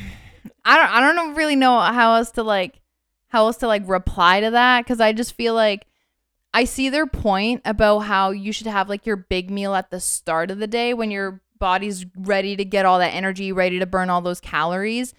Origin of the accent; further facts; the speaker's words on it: Canada; I'm born and raised in Canada